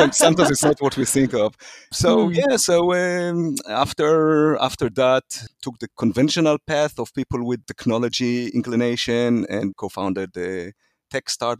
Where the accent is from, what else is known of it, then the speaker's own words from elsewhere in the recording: Israel; moved away as an adult; also born or lived in Lebanon / Silicon Valley; I was born and raised in Israel